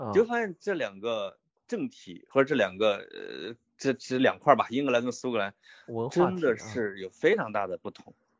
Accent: Henan, China; 哎，我们我们河南人确实是这样的哈。

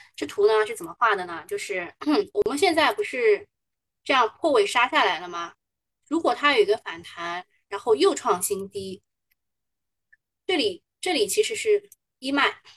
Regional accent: Shanghai, China; 我们上海人嘛

